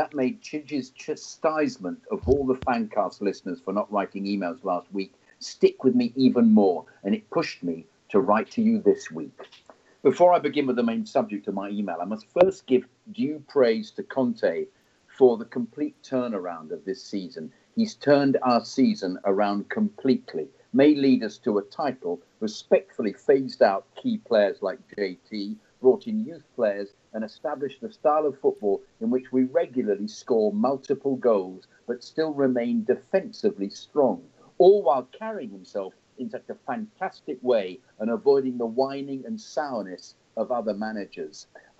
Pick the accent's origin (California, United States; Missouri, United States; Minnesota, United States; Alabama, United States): Minnesota, United States; Minneapolis; the experience of seeing the team play against AC Milan this summer in my hometown of Minneapolis